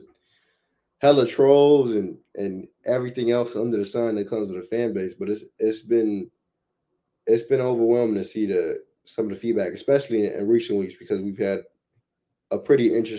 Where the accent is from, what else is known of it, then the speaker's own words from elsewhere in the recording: Omaha, Nebraska, United States; now in Oklahoma City, United States; Like, I came from Omaha, right? So OKC kind of feels like Omaha, but you just throw an NBA team into the mix.